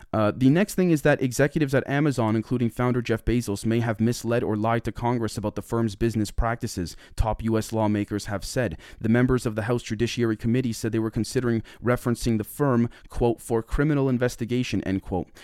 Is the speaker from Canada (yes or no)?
yes; Canada; I'm from Canada